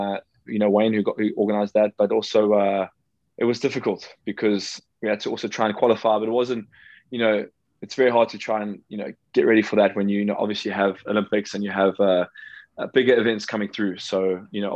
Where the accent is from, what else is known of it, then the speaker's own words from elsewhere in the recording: Durban, KwaZulu-Natal, South Africa; I'm just at my parents' place in Durban in South Africa.